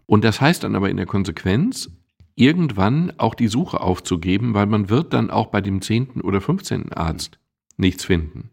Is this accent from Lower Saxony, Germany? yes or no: no; Castrop-Rauxel, North Rhine-Westphalia, Germany; Mittlerweile sage ich bewusst Castor Brauxel